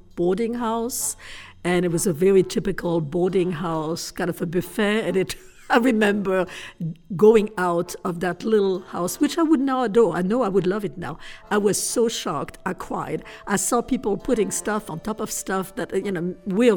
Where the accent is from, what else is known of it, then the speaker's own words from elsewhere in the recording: Paris, Île-de-France, France; moved away as an adult; now in Atlanta, United States; I grew up in Paris, which is a very large city